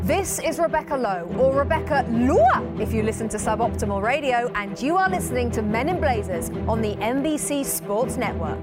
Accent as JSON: {"language": "English", "region": "England", "country": "United Kingdom", "said": "as an Englishman"}